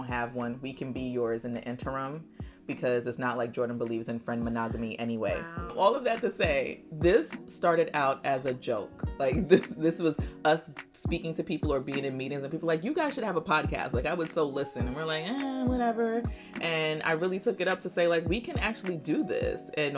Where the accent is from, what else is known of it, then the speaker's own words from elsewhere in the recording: Nigeria; born there; I was born in Nigeria, but I feel like there's more African pieces in your house than there is in mine's.